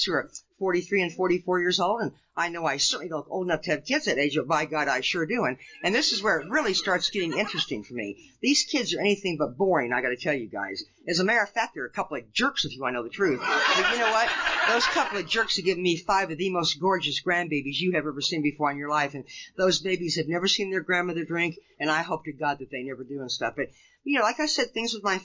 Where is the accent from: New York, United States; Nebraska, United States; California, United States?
Nebraska, United States; Lincoln; I grew up in Lincoln, Nebraska